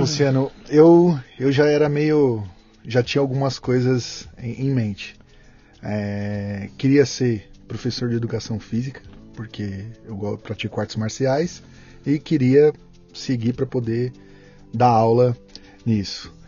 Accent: Santo André, São Paulo, Brazil; also born or lived in São Caetano do Sul; Eu sou de Santo André, nasci em São Caetano e moro em Santo André.

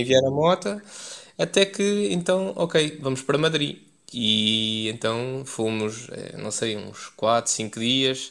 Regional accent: Leiria, Centro, Portugal; moved away as an adult; also born or lived in Paris; eu sou de Leiria

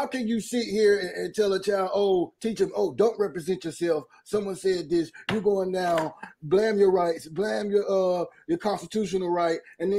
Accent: North Carolina, United States; now in Sacramento, United States; I'm from North Carolina.

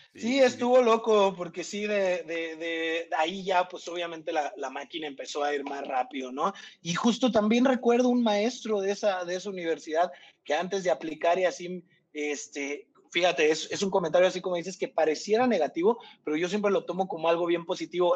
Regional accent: Irapuato, Guanajuato, Mexico; moved away as an adult; now in Mexico City, Mexico; soy, soy de Irapuato, Guanajuato. Este, nací, crecí allá

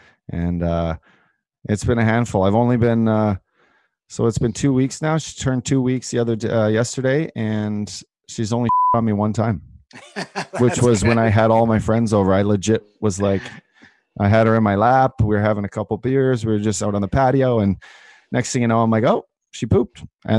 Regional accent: Canada; now in United States; Yeah, I know. It's bad. It's bad that I'm a Canadian. I can't even go up there.

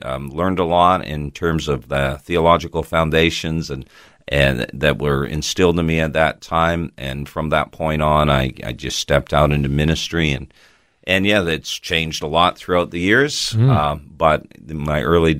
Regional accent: Toronto, Ontario, Canada; now in Australia; I probably can tell by my accent that I was not born in Australia. I was actually born in Toronto, Canada.

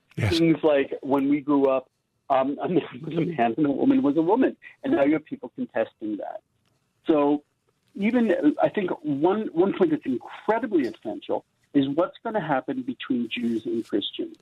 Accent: United States; now in Israel; I grew up in America

